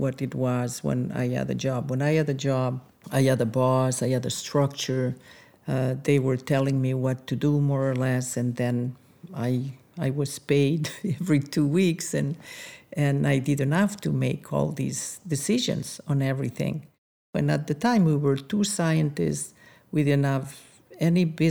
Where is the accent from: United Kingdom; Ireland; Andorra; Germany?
Andorra; moved away as an adult; also born or lived in France; now in United States; I am from a very small country called Andorra